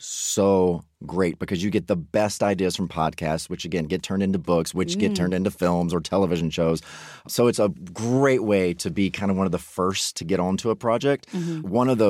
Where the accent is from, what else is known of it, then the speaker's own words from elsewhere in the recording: Mississippi, United States; For me, I grew up in Mississippi right next door